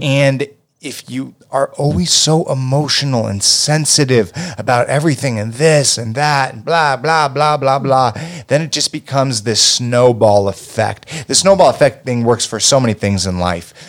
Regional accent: United States; being an American

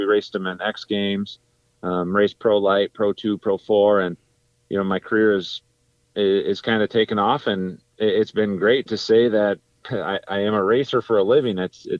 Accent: Crandon, Wisconsin, United States; I was born and raised in Crandon, Wisconsin.

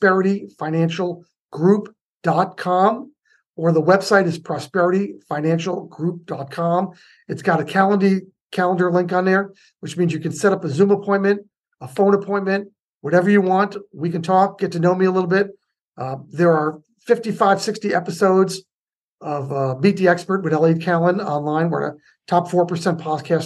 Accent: United States; now in Lafayette, California, United States; I'm still from the New York area, New Jersey, New York

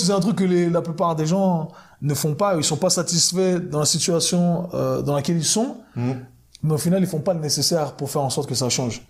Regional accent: Geneva, Switzerland; moved away as an adult; also born or lived in New York, United States; Donc à la base, je suis de, de Genève. Je suis parti à, à, New York quand j'avais 19 ans. 19 ans, j'ai fait 20 ans là-bas.

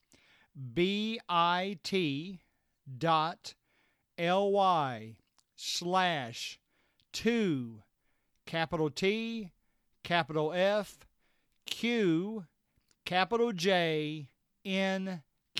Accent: Kentucky, United States; I'm from Kentucky.

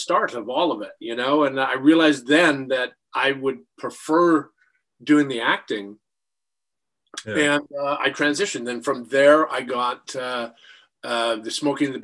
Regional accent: Canada; I grew up in Canada

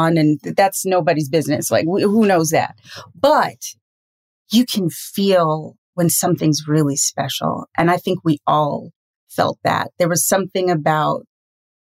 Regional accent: Trinidad & Tobago; as a Trinidadian

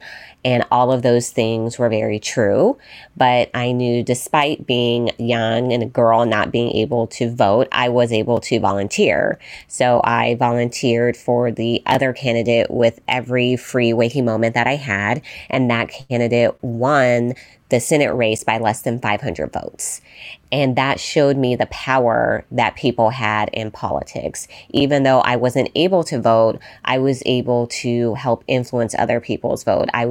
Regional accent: Las Vegas, Nevada, United States; growing up in Las Vegas, Nevada

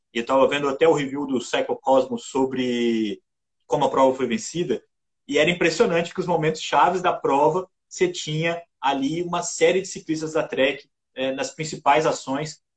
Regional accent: Juiz de Fora, Minas Gerais, Brazil; a minha cidade natal, lembrava Juiz de Fora

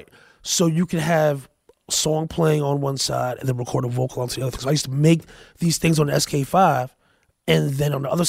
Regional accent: Paterson, New Jersey, United States; also born or lived in Hackensack; But I grew up in Patterson.

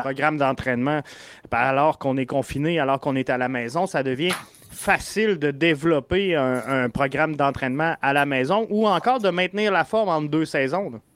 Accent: Quebec City, Quebec, Canada; je viens de Québec

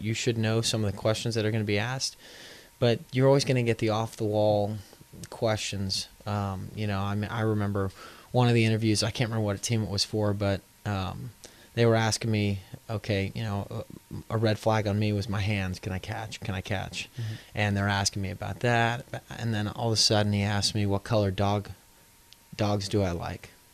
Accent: Houston, Texas, United States; now in New Orleans, United States; I'm from Houston

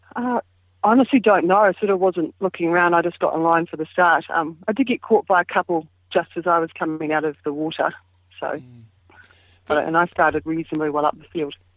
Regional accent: New Zealand; being a Kiwi

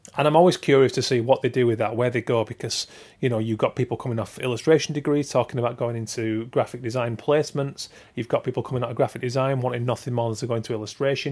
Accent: Keighley, Yorkshire and the Humber, United Kingdom; I'm from Keighley, West Yorkshire

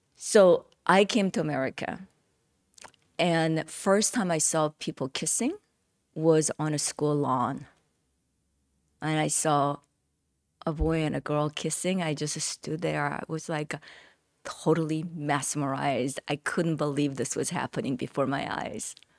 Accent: South Korea; English is a second language; moved away as an adult; now in United States; growing up in Korea

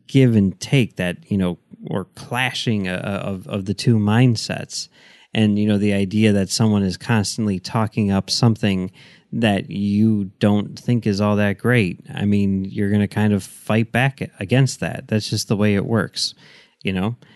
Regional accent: Chicago, Illinois, United States; I grew up in Chicago

